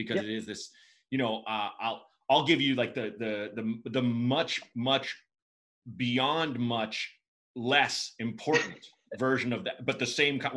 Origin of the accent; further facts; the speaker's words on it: Pacific Northwest, United States; moved away; also born or lived in Chicago; I grew up in the Pacific Northwest